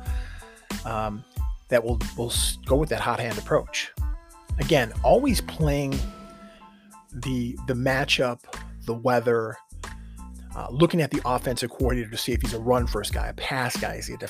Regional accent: Buffalo, New York, United States; we're from Buffalo

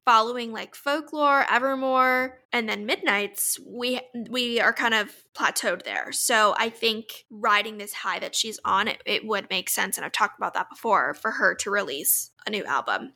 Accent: Orlando, Florida, United States; moved away; my hometown in Orlando

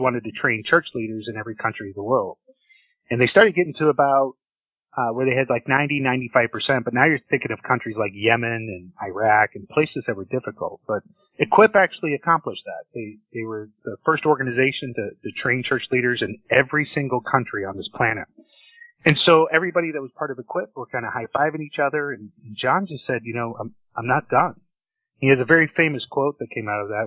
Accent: Orlando, Florida, United States; I grew up in Orlando, Florida

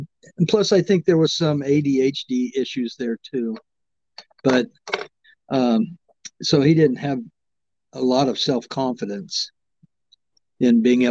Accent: Umatilla, Oregon, United States; born there; I was born in Umatilla.

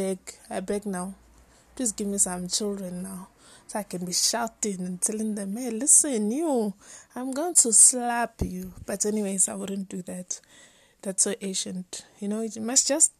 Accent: Soweto, Gauteng, South Africa; I'm from Soweto in South Africa

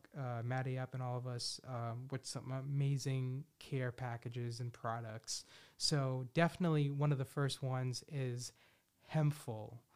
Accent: Philadelphia, Pennsylvania, United States; I'm like from the Philadelphia area.

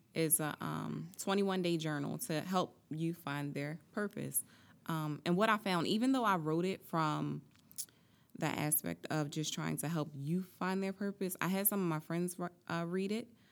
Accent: Atlantic City, New Jersey, United States; I'm from Atlantic City, born and raised

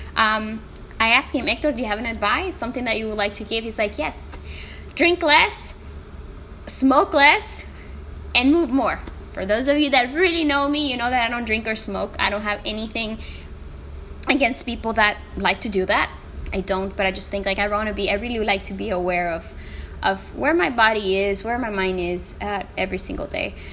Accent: El Salvador; first language Spanish; English is a second language; my country, El Salvador

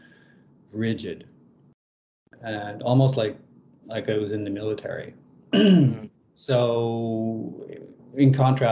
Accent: Lethbridge, Alberta, Canada; I grew up in Canada in the province of Alberta in a town called Lethbridge

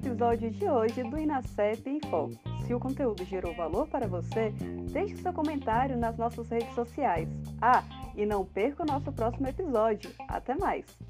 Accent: Minas Gerais, Brazil; lá na minha terra, Minas Gerais

